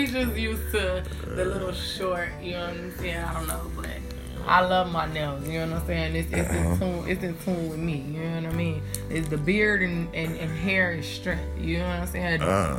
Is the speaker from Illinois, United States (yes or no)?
yes; Chicago, Illinois, United States; I'm from Chicago